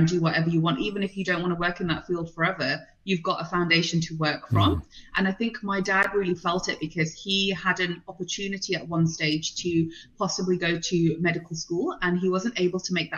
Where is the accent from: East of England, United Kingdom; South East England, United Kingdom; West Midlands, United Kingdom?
West Midlands, United Kingdom; Birmingham; English is a second language; also born or lived in London / India / Prague; I grew up in and around Birmingham, multicultural